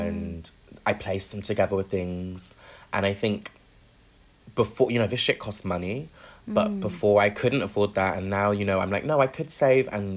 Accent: Bristol, South West England, United Kingdom; moved away as an adult; also born or lived in London; now in Bristol, United Kingdom; Moving to Bristol, where, like, obviously Bristol's got style. It's where I grew up

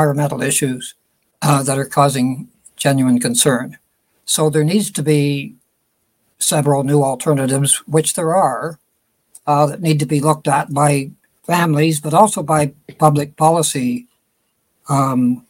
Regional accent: Smiths Falls, Ontario, Canada; my hometown, which is Smith Falls, Ontario

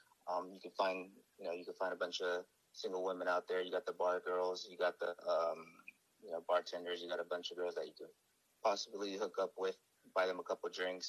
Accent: United States; Well, me personally, I was born here in the States. But I do have, Filipino blood in me.

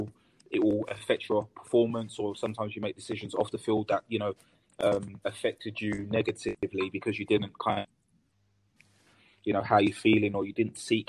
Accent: London, United Kingdom; I'm a South London boy, so I grew up in Peckham. I was born and raised in Peckham

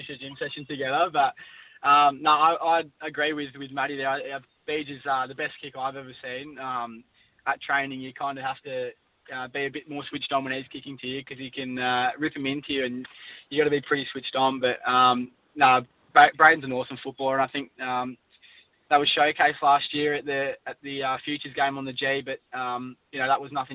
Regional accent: Sydney, New South Wales, Australia; I was born in Sydney

